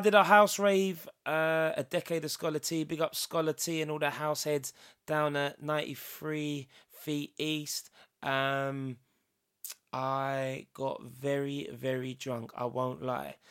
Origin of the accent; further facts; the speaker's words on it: England, United Kingdom; I'm English.